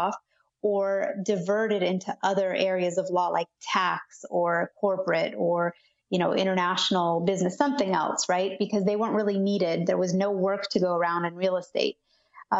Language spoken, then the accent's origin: English; California, United States; also born or lived in Argentina; I pretty much grew up in California